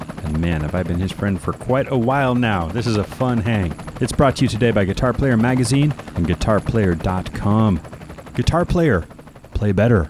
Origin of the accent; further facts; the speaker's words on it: East Bay, California, United States; moved away as an adult; now in Los Angeles, United States; I've known Moose since junior high, and we've just been brothers growing up in the East Bay. Now, of course, I'm in L.A.